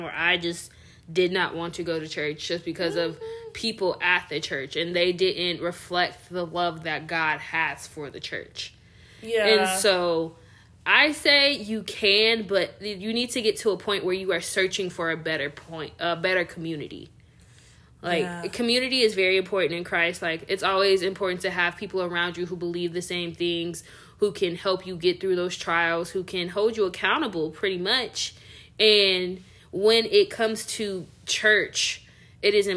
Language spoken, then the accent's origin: English; the Bible Belt of the South, United States; growing up in the Bible Belt of the South, seeing how the church treated people and the favoritism within some of these churches down here